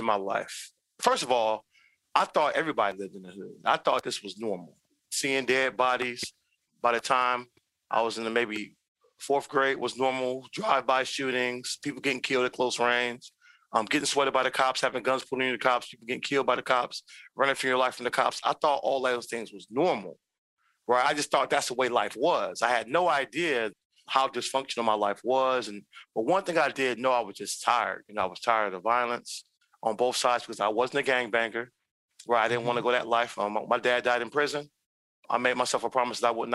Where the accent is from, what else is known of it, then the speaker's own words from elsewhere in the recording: Long Beach, California, United States; my hometown and back in Long Beach, California